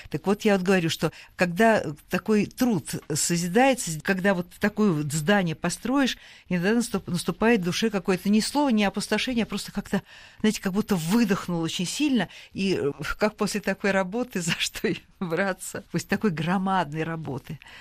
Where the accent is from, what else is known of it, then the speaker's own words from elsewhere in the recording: Moscow, Russia; мы здесь, москвичи